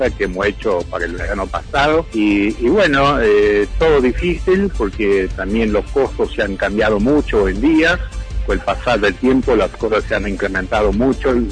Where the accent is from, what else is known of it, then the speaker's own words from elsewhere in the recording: Brazil; born there; Bueno, yo tengo descendencia europea, soy hijo de alemanes y soy nacido en Brasil y siempre tengo mucho contacto con amigos en Alemania y también con cerveceros.